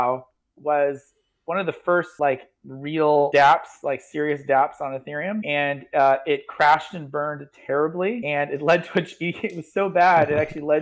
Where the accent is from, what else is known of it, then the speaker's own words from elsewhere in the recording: Oregon, United States; moved away as an adult; also born or lived in Illinois; now in South Carolina, United States; I grew up in Oregon